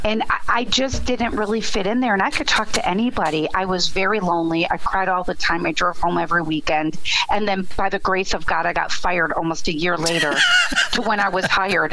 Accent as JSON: {"language": "English", "town": "Chicago", "region": "Illinois", "country": "United States", "tie": "born or raised there", "said": "I grew up in a nice little Polish neighborhood. Everybody knew everybody. Yes. Well, Catholic, you know, Catholic girl from the Southwest side"}